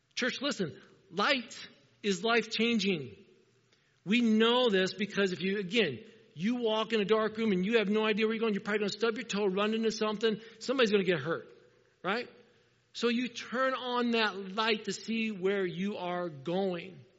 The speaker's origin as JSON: {"language": "English", "region": "Indiana", "country": "United States", "tie": "born or raised there", "said": "I'm a farm boy. I grew up in Indiana"}